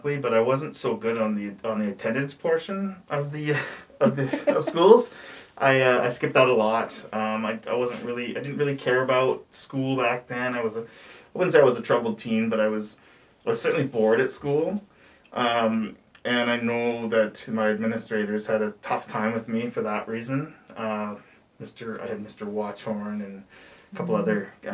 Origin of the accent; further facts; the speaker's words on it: Chilliwack, British Columbia, Canada; also born or lived in Vancouver; I grew up in Chilliwack with a family with four brothers